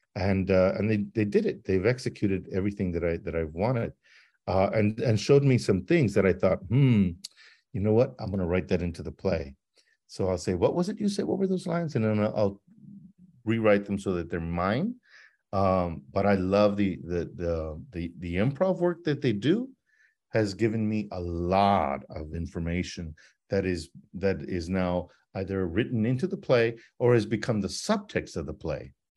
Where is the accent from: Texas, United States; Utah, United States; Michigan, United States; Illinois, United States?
Texas, United States; El Paso; growing up in El Paso